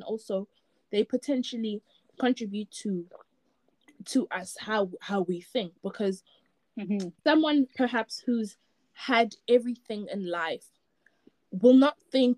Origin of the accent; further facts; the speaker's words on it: Durban, KwaZulu-Natal, South Africa; moved away as an adult; now in England, United Kingdom; I grew up in Durban